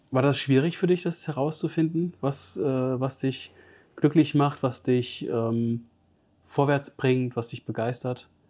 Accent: Giessen, Hesse, Germany; now in Stuttgart, Germany; Ich komme ursprünglich aus Gießen

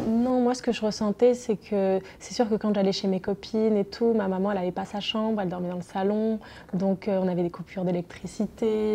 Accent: southern France, France; ils sont venus s'installer dans le sud de la France où je suis née

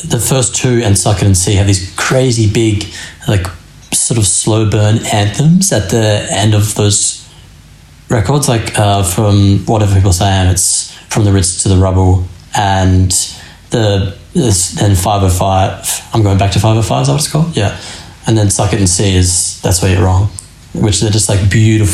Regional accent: Australia; we as like Aussies

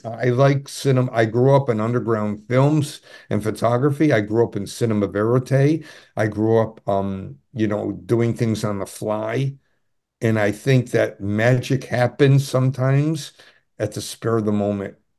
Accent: Adirondack Mountains, upstate New York, United States; I grew up in the Ma-, Adirondack Mountains

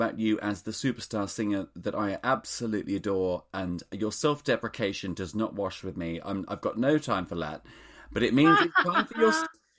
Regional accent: Australia; Well, I grew up in Australia.

